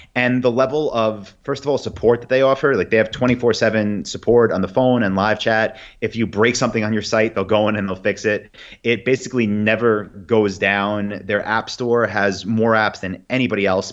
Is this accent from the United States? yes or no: yes; New York, United States; also born or lived in Saigon, Vietnam; now in Austin, United States; I am from New York and got a lot of friends here and family